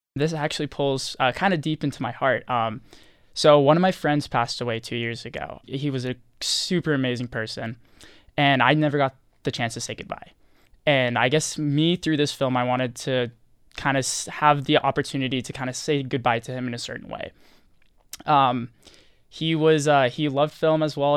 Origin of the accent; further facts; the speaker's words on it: Rancho Palos Verdes, California, United States; moved away; I'm from Los Angeles, California, specifically Rancho Palos Verdes